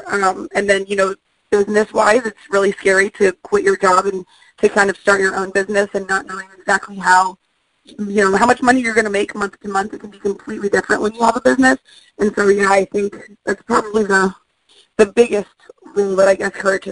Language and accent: English; Indianapolis, Indiana, United States; moved away; I'm originally from Indianapolis, Indiana, and I go back home every 4 or 5 months